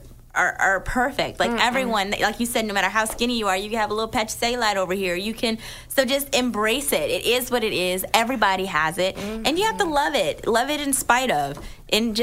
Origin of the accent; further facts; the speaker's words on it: New Jersey, United States; I'm from New Jersey. She went to New Jersey so that we were all born in Jersey